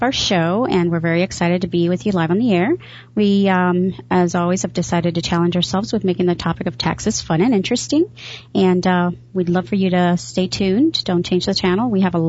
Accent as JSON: {"language": "English", "town": "Chicago", "region": "Illinois", "country": "United States", "tie": "born or raised there", "said": "I grew up in Chicago"}